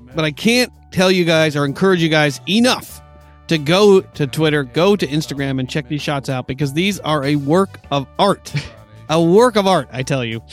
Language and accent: English; New York, United States; now in Southern California, United States; I grew up in New York State, uh, much more heavily populated with with uh, folks of Irish heritage than out here in Southern California.